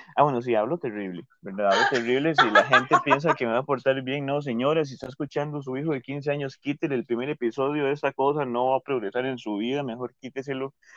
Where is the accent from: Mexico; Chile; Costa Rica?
Costa Rica